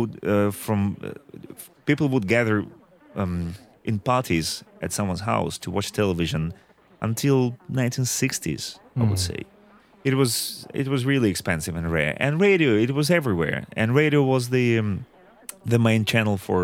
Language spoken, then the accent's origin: English; Yekaterinburg, Sverdlovsk Oblast, Russia; my hometown, Ekaterinburg